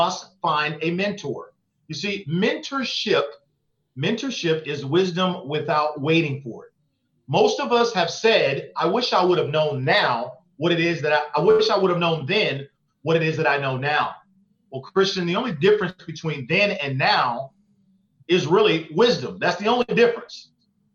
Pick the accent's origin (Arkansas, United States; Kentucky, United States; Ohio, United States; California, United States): California, United States; Oakland; I grew up in East Oakland, California